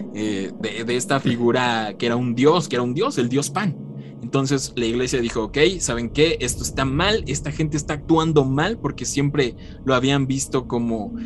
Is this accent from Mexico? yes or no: yes; Mexico; aquí en México, desde que yo tengo memoria, sí se celebra.